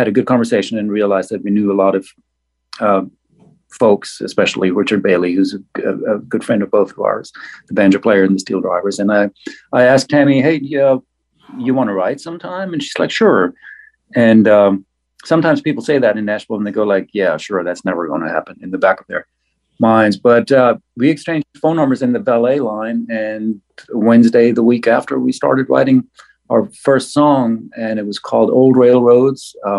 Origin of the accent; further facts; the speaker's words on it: Black Forest, Baden-Württemberg, Germany; English is a second language; moved away as an adult; now in United States; I was born in the Black Forest of Germany and raised by wolves there